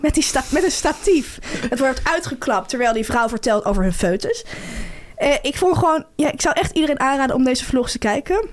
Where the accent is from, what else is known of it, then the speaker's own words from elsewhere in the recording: Delft, South Holland, Netherlands; moved away; also born or lived in Amsterdam; Suzanne heeft ook in Delft gewoond, waar ik vandaan kom